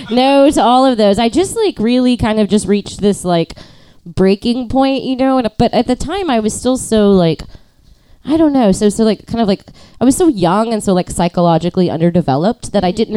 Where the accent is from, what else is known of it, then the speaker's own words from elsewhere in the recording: College Station, Texas, United States; In College Station, Texas.